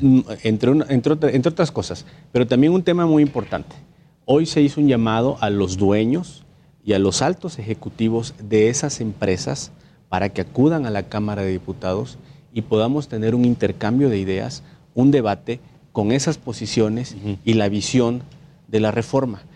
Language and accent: Spanish; Minatitlán, Veracruz, Mexico; allá en Veracruz, de donde yo soy originario, soy de Minatitlán, Veracruz